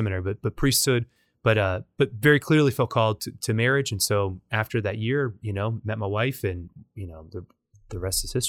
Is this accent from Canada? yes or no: no; Nicaragua; now in Louisiana, United States; I'm from Nicaragua. I'm Hispanic